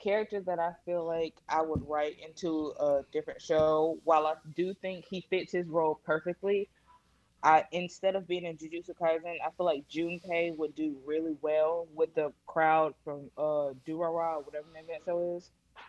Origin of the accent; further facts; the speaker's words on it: Mississippi, United States; I'm from Mississippi.